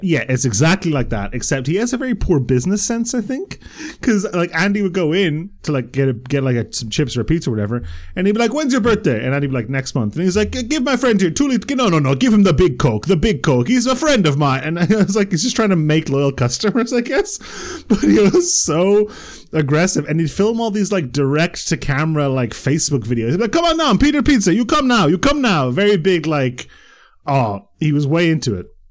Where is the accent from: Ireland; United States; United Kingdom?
Ireland; Bray, Leinster; I grew up in Bray